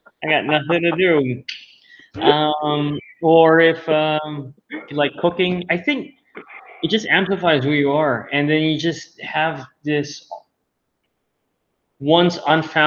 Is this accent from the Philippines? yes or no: yes; Manila, Metro Manila, Philippines; I was born and raised here in Manila, Philippines